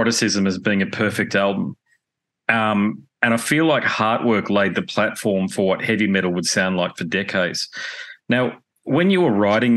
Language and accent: English; Australia; my home country